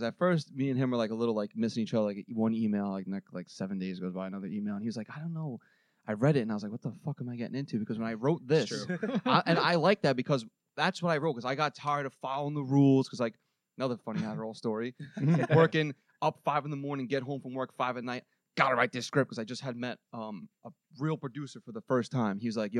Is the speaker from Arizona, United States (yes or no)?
no; New York City, New York, United States; also born or lived in Annandale, Staten Island; I grew up in Park Slope, and then when I was 12, I moved to Annandale, which is where this little film takes place, in Annandale, Staten Island, New York.